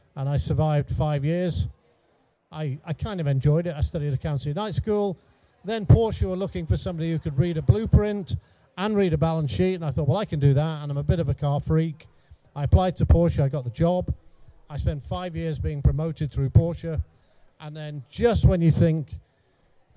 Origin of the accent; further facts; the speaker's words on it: North Wales, United Kingdom; moved away as an adult; also born or lived in Cheshire / Bradford; I grew up in North Wales.